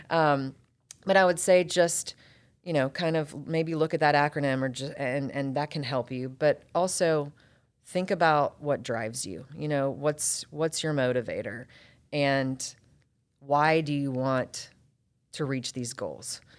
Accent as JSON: {"language": "English", "town": "Roswell", "region": "Georgia", "country": "United States", "tie": "born or raised there", "also_born_or_lived": "Atlanta", "said": "born and raised in Atlanta, actually born in Roswell, at Northside Hospital. Grew up in Roswell"}